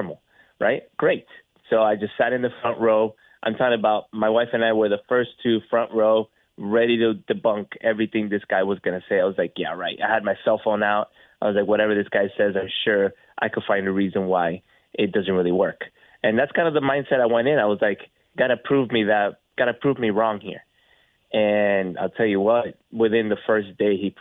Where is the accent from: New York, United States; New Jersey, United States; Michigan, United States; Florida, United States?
Florida, United States; South; we were, again, born and raised in South Florida.